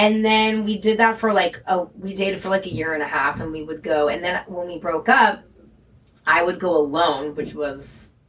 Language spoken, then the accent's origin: English; San Francisco, California, United States; I'm from San Francisco